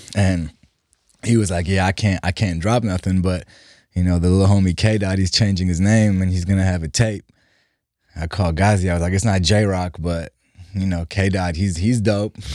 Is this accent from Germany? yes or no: yes; Germany; English is a second language; also born or lived in Iran / Los Angeles, United States; now in United States; We left Iran in, in the eighties and moved to Germany 'cause my dad had two sisters who were already out there. So I, I grew up, but yeah, I grew up in Germany.